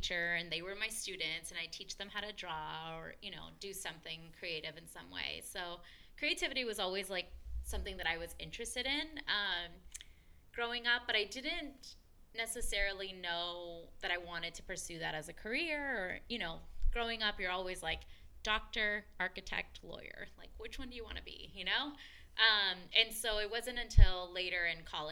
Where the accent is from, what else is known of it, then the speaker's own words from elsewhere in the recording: Lawndale, California, United States; first language Spanish; English is a second language; also born or lived in Torrance; now in San Pedro, United States; I grew up in the South Bay